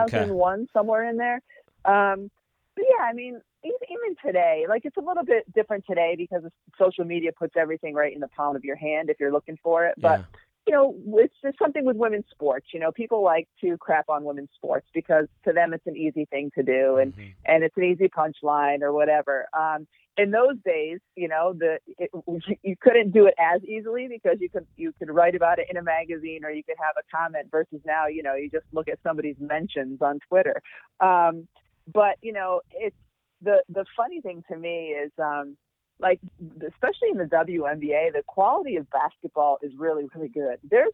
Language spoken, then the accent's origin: English; New England, United States; So For me to be in New York, not too far from where I grew up in New England, it was like another dream come true.